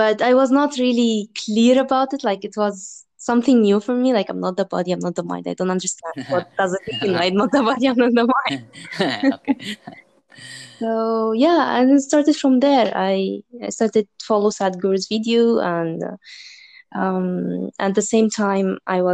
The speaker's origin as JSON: {"language": "English", "region": "Dubai", "country": "United Arab Emirates", "tie": "born or raised there", "also_born_or_lived": "Egypt", "said": "I'm originally from Egypt and I was born and raised in Dubai"}